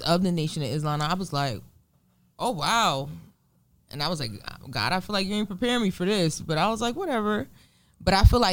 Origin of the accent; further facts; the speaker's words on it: New Jersey, United States; In my hometown of Lumbro, New Jersey.